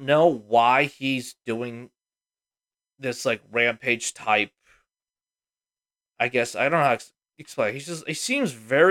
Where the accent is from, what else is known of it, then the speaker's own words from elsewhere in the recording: the South, United States; I looked at him and I was like, whoa, we don't do that. I'm from the South.